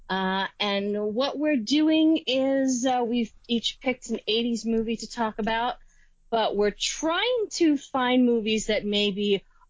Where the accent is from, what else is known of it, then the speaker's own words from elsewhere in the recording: New York, United States; I'm from New York